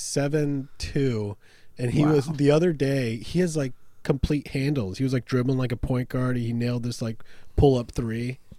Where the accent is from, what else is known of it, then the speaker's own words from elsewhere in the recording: Virginia, United States; also born or lived in Florida; now in Pittsburgh, United States; I'm Pittsburgh, which is weird because I'm an Eagles fan. But I wasn't born here. I was actually born in Florida. And then I lived in Virginia for a lot of my growing up.